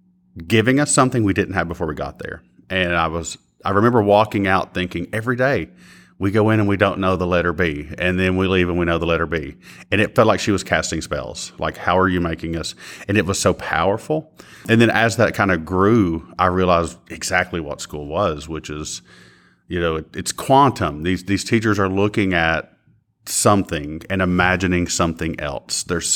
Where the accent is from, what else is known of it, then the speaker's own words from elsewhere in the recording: Kentucky, United States; I'm from Floyd County, Kentucky, so eastern Cofields of the state.